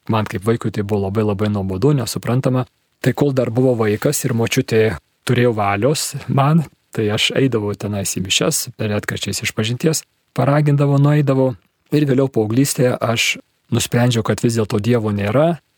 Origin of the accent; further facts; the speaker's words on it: Kaunas, Kaunas County, Lithuania; Esu miestų vaikas, gimiau ir užaugau Kaune, man 54 metai, tokioj labai standartinėje sovietmečio situacijoje, tėvai inteligentai, patriotai